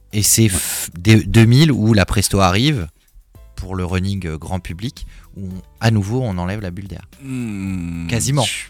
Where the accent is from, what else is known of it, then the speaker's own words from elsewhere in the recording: Paris, Île-de-France, France; là où j'ai grandi à Paris